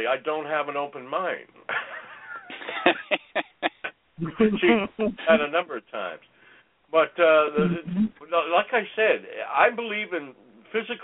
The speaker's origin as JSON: {"language": "English", "region": "Ontario", "country": "Canada", "tie": "born or raised there", "moved": "yes", "lives_now": "British Columbia, Canada", "said": "growing up in Ontario in the bush, it was never quiet."}